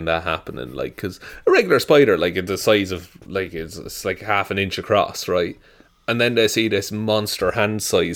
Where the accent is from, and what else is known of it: Ireland